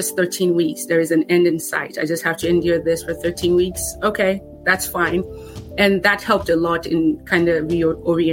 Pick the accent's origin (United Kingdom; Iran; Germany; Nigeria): Nigeria; now in United States; Growing up in Nigeria, experiencing, you know, a level of difficulty and hardship